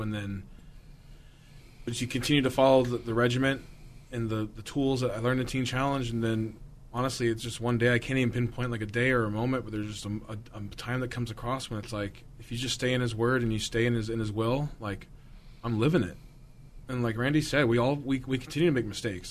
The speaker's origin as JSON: {"language": "English", "region": "Southern California", "country": "United States", "tie": "born or raised there", "said": "I grew up in Southern California and it was very isolated"}